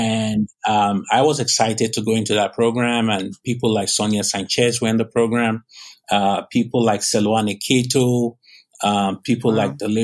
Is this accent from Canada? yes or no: no; Nigeria; moved away as an adult; now in Southern California, United States